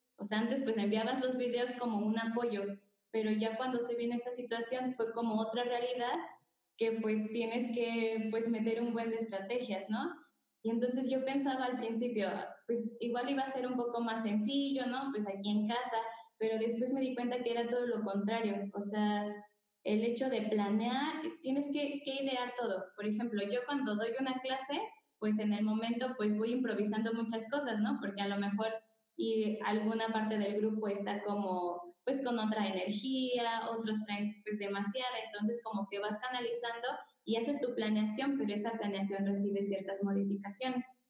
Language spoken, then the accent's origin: Spanish; Querétaro, Mexico; soy de Querétaro